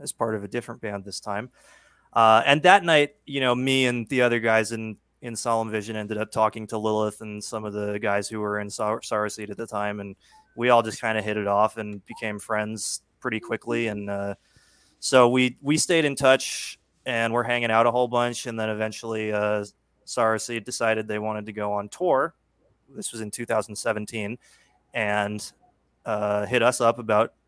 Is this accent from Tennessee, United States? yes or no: no; New York City, New York, United States; New York City is where I'm from. Mm-hmm. I was born and raised in Queens